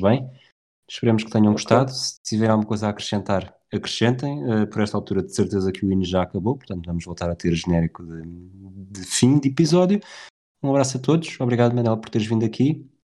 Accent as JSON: {"language": "Portuguese", "town": "Tires", "region": "Lisbon", "country": "Portugal", "tie": "born or raised there", "said": "eu sou de Tires. Nunca disseste que eu era de Tires ou que eu cresci em Tires."}